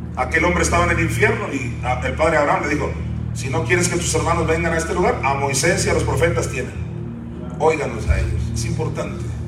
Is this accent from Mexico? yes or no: yes; Sinaloa, Mexico; yo nací en Sinaloa